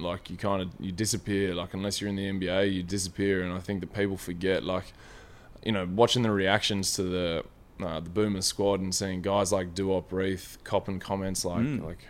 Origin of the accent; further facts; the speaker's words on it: Deniliquin, New South Wales, Australia; also born or lived in Melbourne; I think it's like a mixture of Deniliquin up in New South Wales, just across the border.